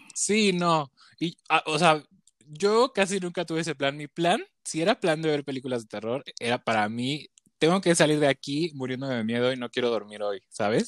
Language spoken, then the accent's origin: Spanish; Chiapas, Mexico; moved away; yo soy de Chiapas